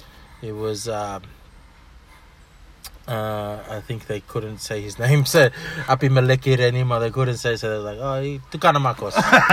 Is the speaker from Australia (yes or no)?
yes; Australia; first language Fijian; English is a second language; I was born here. My Fijian, I can't really speak fluent Fijian. I understand it, but it's interesting that I couldn't speak English until I was like 4 years old, 5 years old.